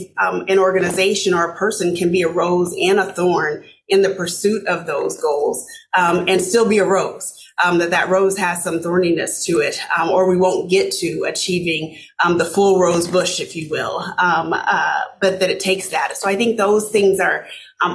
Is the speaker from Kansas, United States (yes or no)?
yes; Arkansas City, Kansas, United States; moved away as an adult; also born or lived in Omaha, Nebraska; now in Minnesota, United States; I grew up in a small town south of Wichita, Kansas, called Arkansas City, Kansas